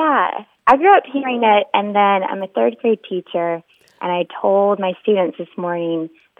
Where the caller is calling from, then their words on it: Wilmington, North Carolina, United States; Wilmington, North Carolina.